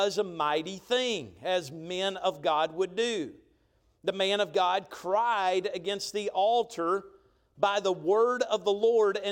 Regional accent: Chatsworth, Georgia, United States; I'm from Chatsworth, Georgia

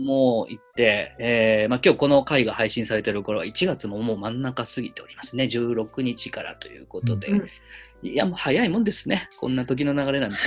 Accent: Yamanashi, Japan; moved away; 私の地元山梨

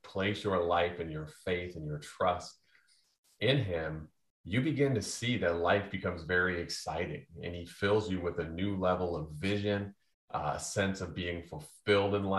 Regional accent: United States; I grew up on the Mississippi River

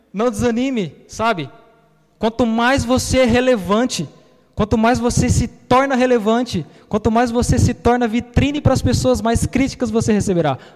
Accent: São Paulo, Brazil; Minha família é baiana. Eu sou paulista.

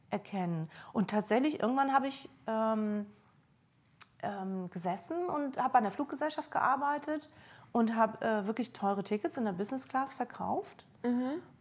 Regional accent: East Germany, Germany; kann sein, ich bin in der DDR aufgewachsen, irgendwas geht da auch noch mit meinem Mann.

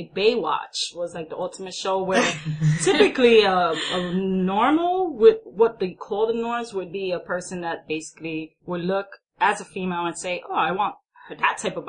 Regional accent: New York City, New York, United States; I'm born and raised in Queens.

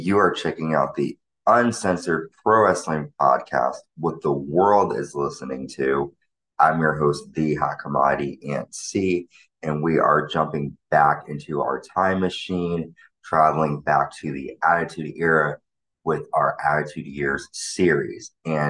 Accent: New Haven, Connecticut, United States; my hometown of New Haven, Connecticut.

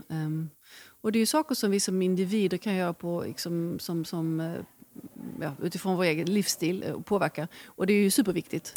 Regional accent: Sweden; vi svenskar

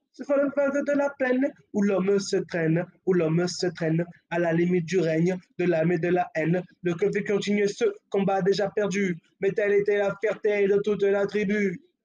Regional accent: France; on est français.

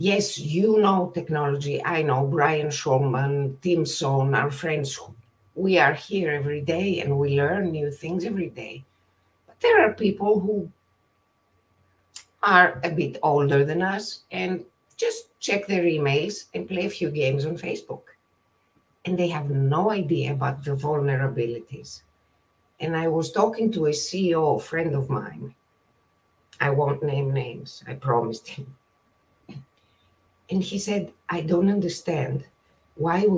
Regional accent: Greece; moved away as an adult; now in California, United States; I was born and raised in Greece, and I moved to California in 1998, became a citizen in 2004

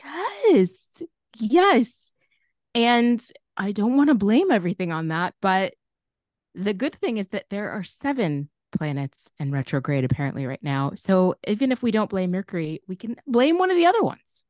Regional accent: Chicago, Illinois, United States; growing up in Chicago

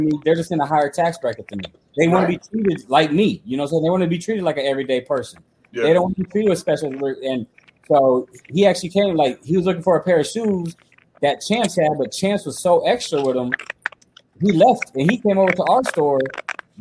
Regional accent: Virginia, United States; I was born in Woodville, Virginia.

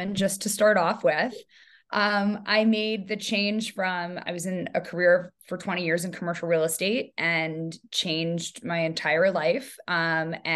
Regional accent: New York, United States; moved away as an adult; now in San Francisco, United States; I live in San Francisco, but I am a New Yorker. I moved from New York 7 years ago.

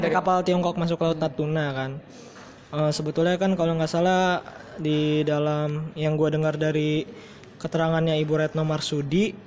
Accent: Tangerang, Banten, Indonesia; saya warga Ciledug

